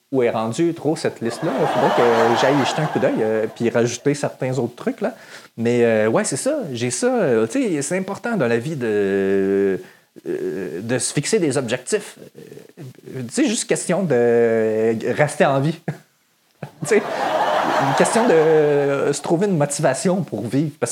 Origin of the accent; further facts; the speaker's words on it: Saint-Lin-des-Laurentides, Quebec, Canada; I'm from Saint-Lin. Saint-Lin-des-Laurentides.